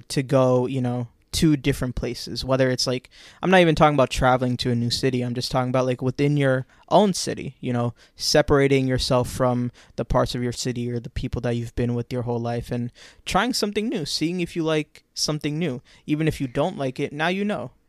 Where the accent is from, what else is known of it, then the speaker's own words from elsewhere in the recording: Orlando, Florida, United States; Orlando, my hometown.